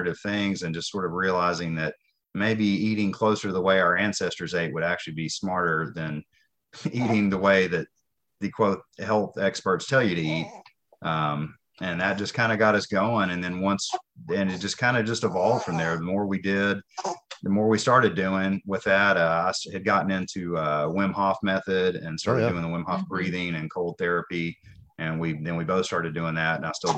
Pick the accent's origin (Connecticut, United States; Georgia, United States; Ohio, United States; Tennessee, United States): Tennessee, United States; Nashville; moved away as an adult; I grew up in Nashville in the city suburb